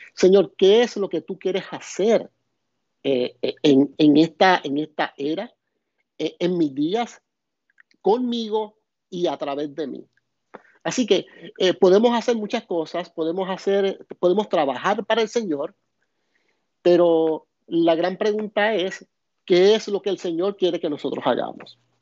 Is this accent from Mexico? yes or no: no; Puerto Rico; soy de, de Puerto Rico